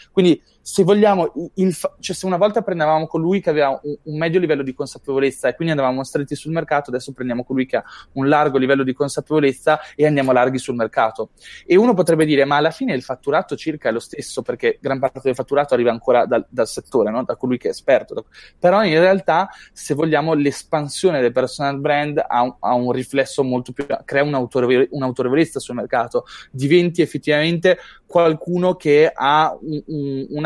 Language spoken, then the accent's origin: Italian; Apulia, Italy; decido di andare al Marketers Meetup di, della Puglia, perché sono pugliese.